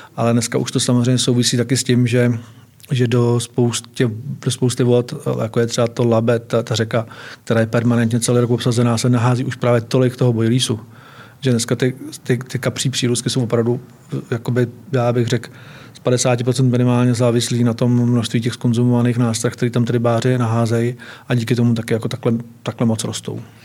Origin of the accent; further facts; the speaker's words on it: Hronov, Hradec Králové Region, Czechia; also born or lived in Náchod; já jsem se narodil ve východních Čechách, v Náchodě. A žil jsem v Hronově